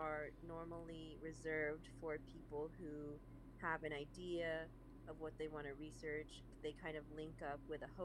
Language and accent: English; San Francisco, California, United States; also born or lived in Changsha, Hunan, China; now in Los Angeles, United States; I originally grew up in San Francisco, California